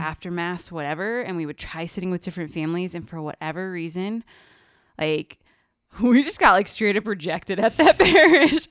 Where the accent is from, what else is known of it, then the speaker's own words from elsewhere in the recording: Kansas City, United States; now in Denver, United States; we grew up in Arch, Can-, Archdiocese of Kansas City, Kansas. Well, slash Missouri